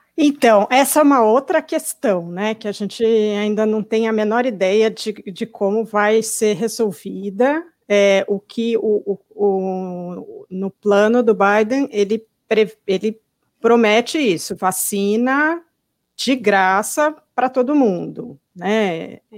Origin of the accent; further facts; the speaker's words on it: São Paulo, Brazil; now in United States; eu vou para São Paulo, quando eu chego ali perto da Zona Oeste, onde eu morava